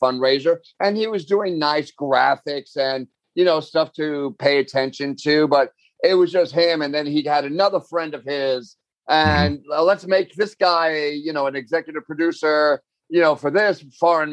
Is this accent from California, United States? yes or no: no; New York, United States; I'm from New York, so I know these places